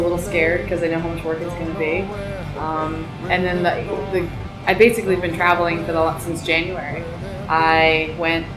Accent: East Hampton, New York, United States; moved away; I grew up in East Hampton

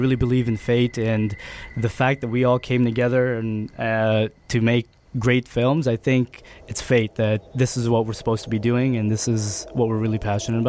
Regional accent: Edmonton, Alberta, Canada; born or raised there; moved away as an adult; now in Vancouver, Canada

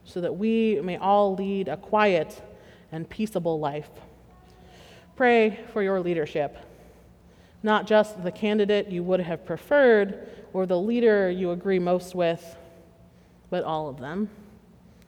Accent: Pittsburgh, Pennsylvania, United States; I hail from Western Pennsylvania, and I am quite proud to be from Pittsburgh

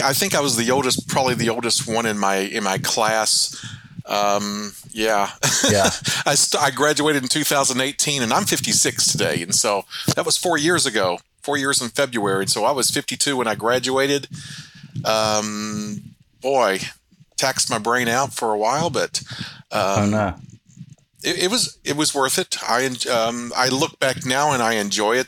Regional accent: Mountain Home, Arkansas, United States; also born or lived in Gainesville, Missouri / Little Rock Air Force Base, Arkansas; I was born in Mountain Home. Uh, I was raised in the area.

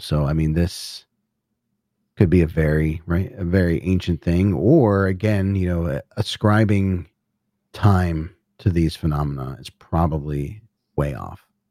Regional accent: Northeast, United States; Northeast, so I grew up in the Northeast

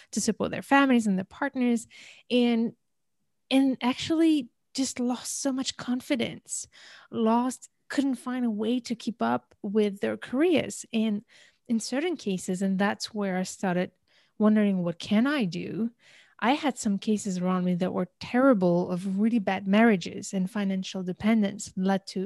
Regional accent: Algeria; also born or lived in India; I originally come from Algeria, I was born in India and raised in many countries, just to make it short, right?

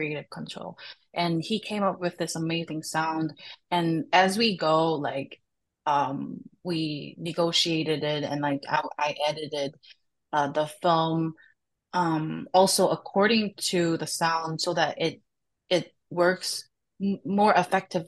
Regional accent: Seoul, South Korea; moved away as an adult; now in Chicago, United States; I grew up and raised in Korea

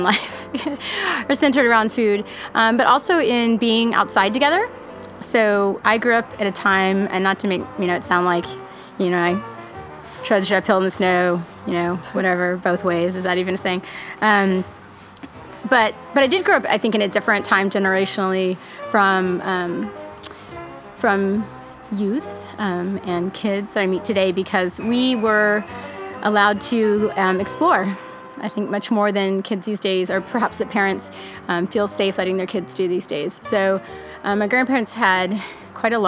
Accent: Austin, Texas, United States; I'm originally from Austin, Texas

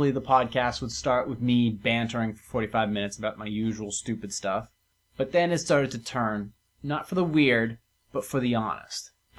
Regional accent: Venice, Florida, United States; moved away; I was born in Venice Beach, Florida

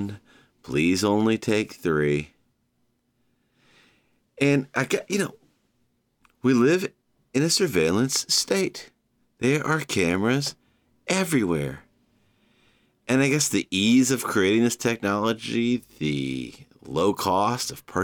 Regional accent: Savannah, Georgia, United States; my hometown of Savannah

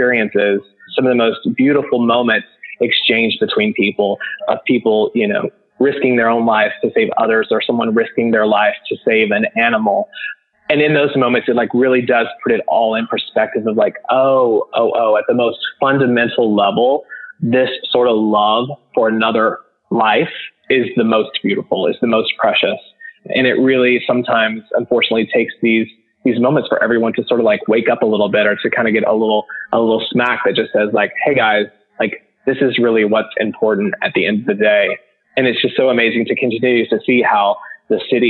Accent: Houston, Texas, United States; I'm from Houston, Texas

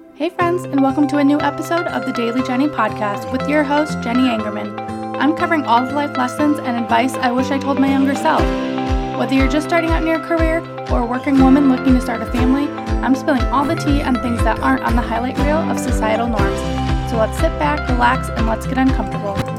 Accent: Kalamazoo, Michigan, United States; also born or lived in Calcutta, India; I grew up in Kalamazoo, Michigan

